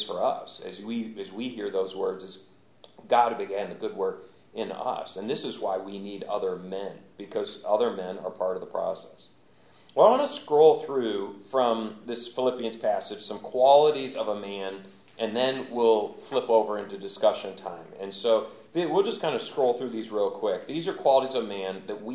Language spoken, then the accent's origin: English; Michigan, United States; moved away; also born or lived in Louisville, Kentucky; I grew up in Michigan